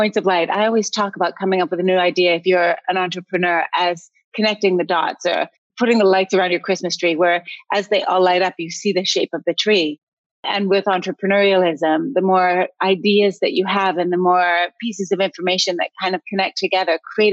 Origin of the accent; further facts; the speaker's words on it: Canada; moved away; also born or lived in United States; I'm Canadian, but I watched America and lived there for a long time.